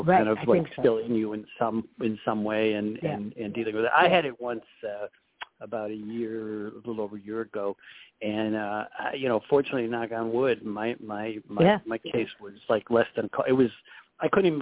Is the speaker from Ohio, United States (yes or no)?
yes; Cleveland, Ohio, United States; also born or lived in New Jersey; now in New York City, United States; I'm from Cleveland